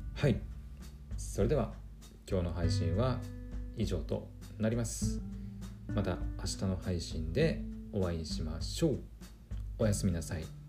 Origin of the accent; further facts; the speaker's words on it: Aomori, Japan; 青森県もその海に囲まれてるもんですからえっ、ー、となんと丸々市場とかっていうのが結構あるんですよね私の地元にも